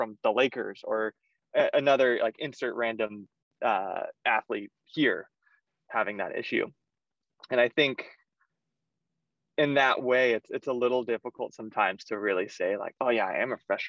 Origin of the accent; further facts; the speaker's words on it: San Clemente, California, United States; I grew up at Sano in San Clemente